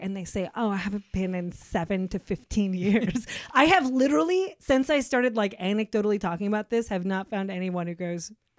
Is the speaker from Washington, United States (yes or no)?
yes; Seattle, Washington, United States; we're from Seattle.